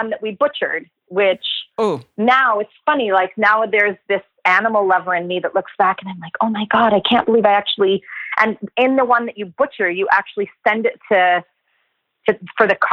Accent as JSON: {"language": "English", "town": "Elk Mountain", "region": "Wyoming", "country": "United States", "tie": "born or raised there"}